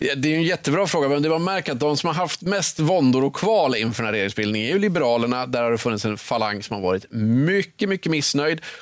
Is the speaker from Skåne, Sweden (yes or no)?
no; Östersund, Jämtland, Sweden; moved away; när jag åker till Östersund där jag växte upp